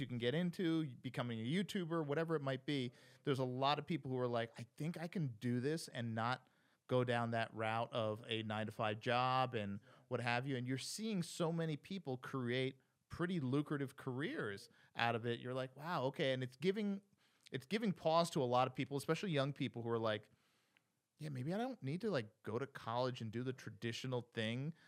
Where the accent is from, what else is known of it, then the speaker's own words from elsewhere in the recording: New Jersey, United States; moved away as an adult; also born or lived in New York City; go back to Jersey, my hometown